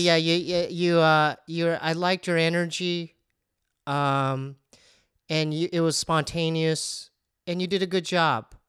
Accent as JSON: {"language": "English", "town": "Poway", "region": "California", "country": "United States", "tie": "born or raised there", "said": "we grew up in Poway"}